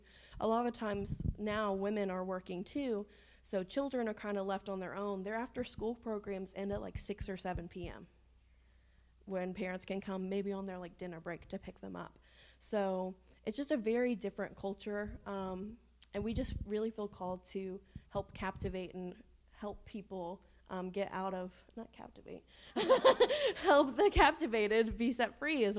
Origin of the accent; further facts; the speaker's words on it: Shepherdsville, Kentucky, United States; also born or lived in Frankfort, Kentucky; we're from Kentucky